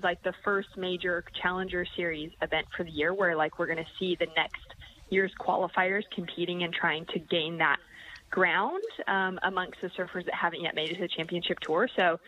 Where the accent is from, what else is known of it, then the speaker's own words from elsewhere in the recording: Huntington Beach, California, United States; moved away; I'm in my hometown in Huntington Beach, California. I don't live here anymore, but I'm at my parents' house for a little while.